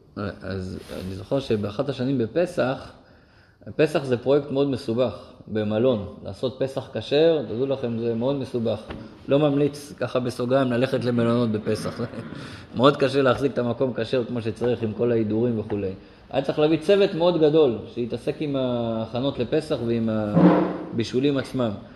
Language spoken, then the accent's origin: Hebrew; Israel; אני גדלתי במושב, כמו פה